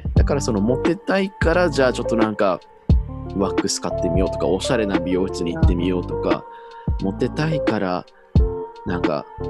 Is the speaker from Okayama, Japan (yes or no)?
no; Iwate, Japan; 私地元が岩手なんですけれども